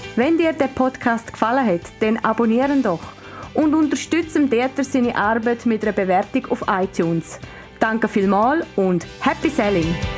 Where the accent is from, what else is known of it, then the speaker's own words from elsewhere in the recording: Switzerland; wir sind ja eben Schweizer